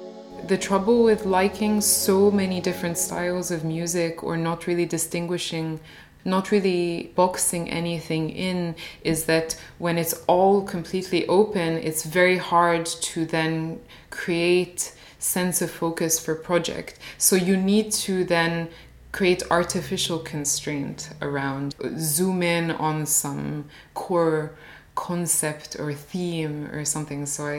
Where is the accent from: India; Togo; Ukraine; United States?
United States; I only started to listen to them when I was growing up in the States, and then more recently when I was in Cairo.